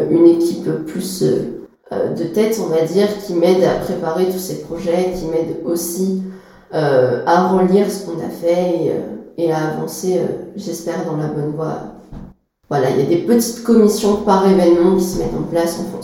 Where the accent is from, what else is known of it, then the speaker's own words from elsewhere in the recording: Troyes, Grand Est, France; also born or lived in Paris; j'ai 22 ans et je suis étudiante en histoire euh, à Paris. Et je suis originaire d'ici, du diocèse de Troyes, et euh, mes attaches sont ici, donc j'ai pas voulu partir.